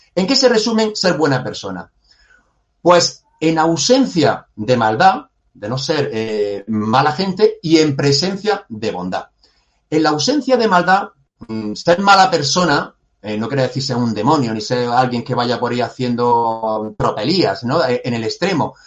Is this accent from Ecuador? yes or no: no; Granada, Andalusia, Spain; yo soy granadino y, de aquí tampoco me quiero mover, estoy totalmente enamorado de, de mi ciudad